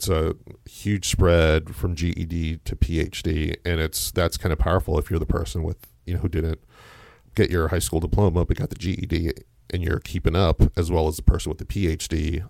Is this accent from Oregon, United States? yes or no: no; New Jersey, United States; moved away as an adult; now in Louisville, United States; I'm from Jersey.